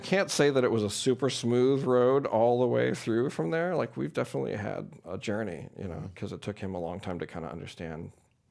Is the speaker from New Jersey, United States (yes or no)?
no; St. Louis, Missouri, United States; born or raised there